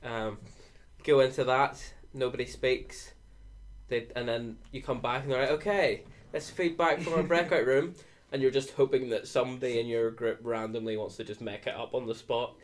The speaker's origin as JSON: {"language": "English", "region": "Northern Ireland", "country": "United Kingdom", "said": "I'm twenty from Northern Ireland"}